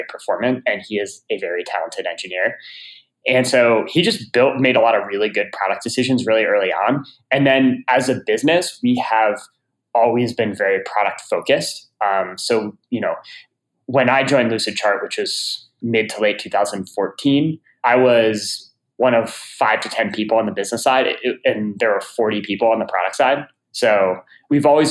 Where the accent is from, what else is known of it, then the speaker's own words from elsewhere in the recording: Chapel Hill, North Carolina, United States; I grew up in Chapel Hill, North Carolina